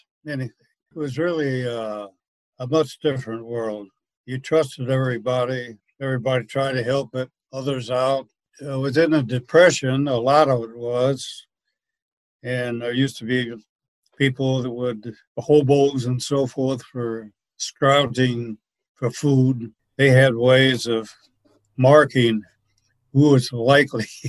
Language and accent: English; Wheaton, Illinois, United States; also born or lived in Huntington, Indiana / Indianapolis, Indiana; we moved to Wheaton, Illinois. It's a suburb on the west side of Chicago, about 30 miles to the west. But that's where I had most of my upbringing